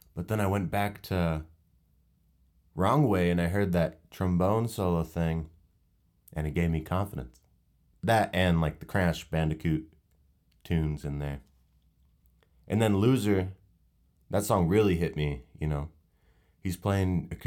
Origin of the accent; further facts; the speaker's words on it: Northern California, United States; I grew up in Northern California